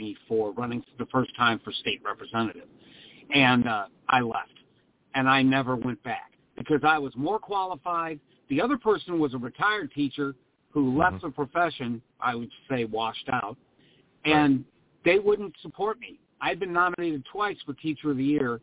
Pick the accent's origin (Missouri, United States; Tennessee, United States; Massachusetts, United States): Missouri, United States; moved away as an adult; now in Florida, United States; in my home state where I taught in the state of Missouri